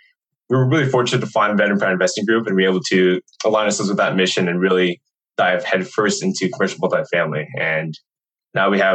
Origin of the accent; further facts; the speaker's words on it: Redondo Beach, California, United States; moved away; I was originally from Redondo Beach, California